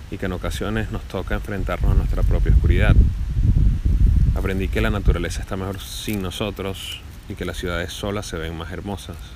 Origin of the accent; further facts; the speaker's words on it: Venezuela; now in Buenos Aires, Argentina; venezolano viviendo en Buenos Aires, Argentina